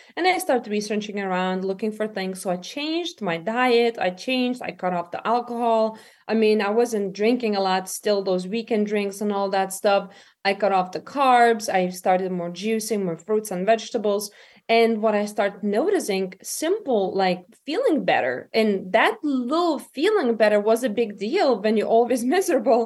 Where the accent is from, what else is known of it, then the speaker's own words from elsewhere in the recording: Lithuania; moved away as an adult; now in United States; I'm from Lithuania originally myself. Um, and I came in America when I was twenty-one years old.